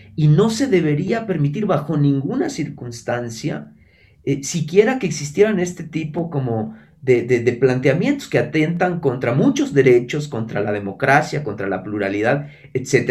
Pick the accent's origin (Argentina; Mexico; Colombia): Mexico; moved away; yo que soy, mexicano y viví la mitad de mi vida allá